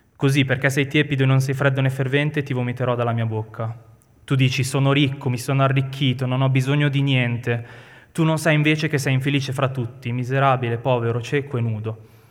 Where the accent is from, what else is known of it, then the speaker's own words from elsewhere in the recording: Milan, Lombardy, Italy; noi siamo milanesi